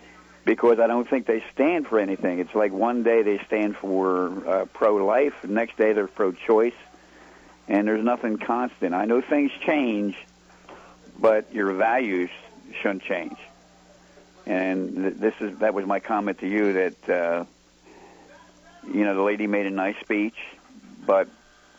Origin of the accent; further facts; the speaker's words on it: Philadelphia, Pennsylvania, United States; now in Texas, United States; I'm from Philadelphia. I'm living in Texas now.